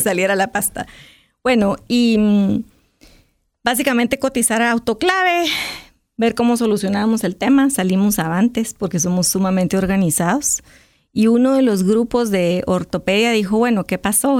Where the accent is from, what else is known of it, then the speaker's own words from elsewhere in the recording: Guatemala; a uno como guatemalteco